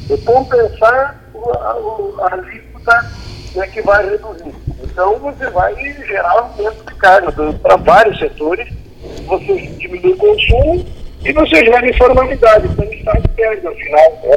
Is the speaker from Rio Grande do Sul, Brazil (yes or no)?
yes; Rio Grande do Sul, Brazil; eu sou do Rio Grande do Sul.